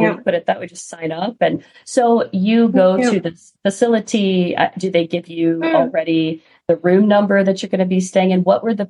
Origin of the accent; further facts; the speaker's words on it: United States; as an American